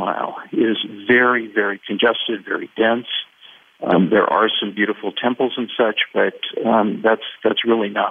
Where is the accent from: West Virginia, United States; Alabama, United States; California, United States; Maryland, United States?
California, United States; moved away as an adult; now in Santa Fe, United States; I grew up in California. I was born and raised there